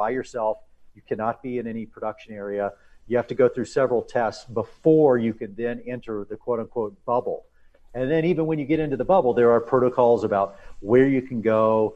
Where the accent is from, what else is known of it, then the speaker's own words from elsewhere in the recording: Texas, United States; moved away as an adult; also born or lived in Oklahoma; I'm born and raised in Texas, and went to school in Oklahoma